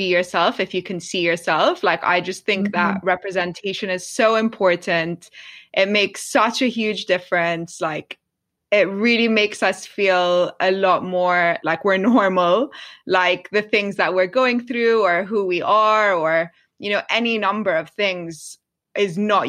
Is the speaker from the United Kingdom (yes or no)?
yes; London, United Kingdom; I grew up in London